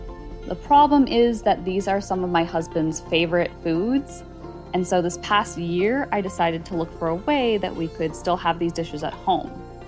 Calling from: New York, United States; calling from New York.

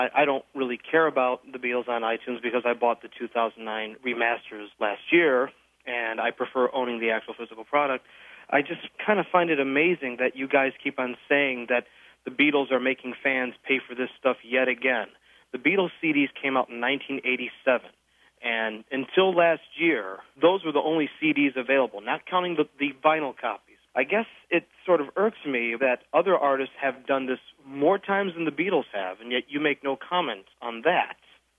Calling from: Phoenix, Arizona, United States; I'm calling from Phoenix, Arizona.

